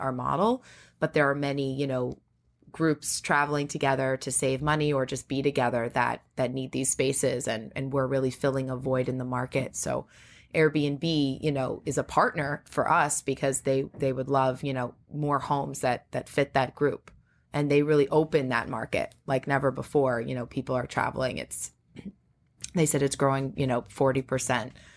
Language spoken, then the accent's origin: English; Great Neck, New York, United States; I grew up in Great Neck, Long Island